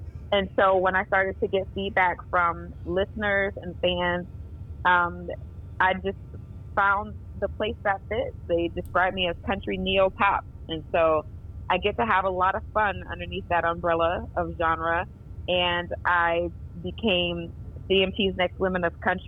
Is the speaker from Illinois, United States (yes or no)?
no; Norfolk, Virginia, United States; I'm from Norfolk, Virginia, and I went to Norview High School